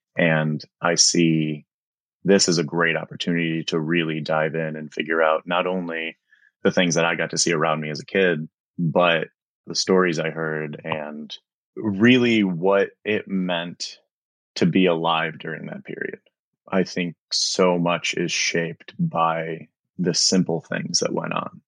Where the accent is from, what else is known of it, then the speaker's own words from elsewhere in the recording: Chicago, Illinois, United States; Growing up in Chicago